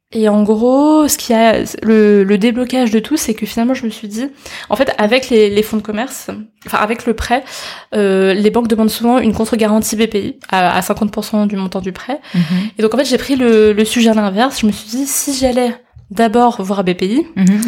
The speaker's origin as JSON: {"language": "French", "town": "Paris", "region": "Île-de-France", "country": "France", "tie": "born or raised there", "said": "je suis chinoise d'origine, et euh, mais j'ai toujours grandi en France, à Paris, j'ai toujours été à l'école ici"}